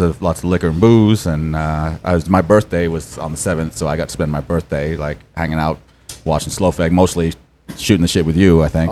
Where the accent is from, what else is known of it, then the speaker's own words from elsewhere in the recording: Portland, Maine, United States; I was born in Portland in a uh, long time ago. And uh, uh, yeah, I lived there all my life